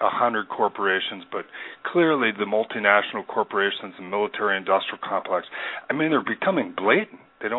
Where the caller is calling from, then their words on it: Missoula, Montana, United States; I'm calling from Missoula, Montana.